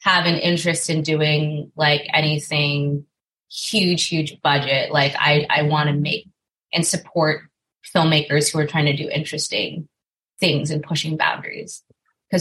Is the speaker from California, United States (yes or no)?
yes; Westminster, California, United States; moved away as an adult; now in Los Angeles, United States; I grew up in Little Saigon down in Orange County